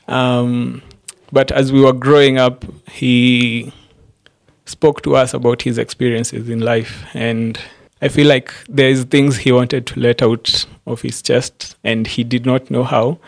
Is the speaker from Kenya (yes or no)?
yes; Embu, Embu County, Kenya; moved away as an adult; now in Nairobi, Kenya; I grew up, I was born and raised in Embu, Embu County